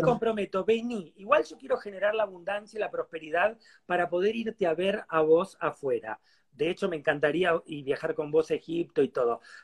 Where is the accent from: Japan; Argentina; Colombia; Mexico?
Argentina; yo soy argentino